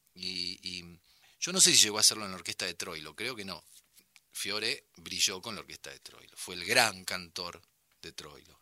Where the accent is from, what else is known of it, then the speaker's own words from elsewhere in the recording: Buenos Aires Province, Argentina; nací en la ciudad de Buenos Aires. Me crié en el conurbano.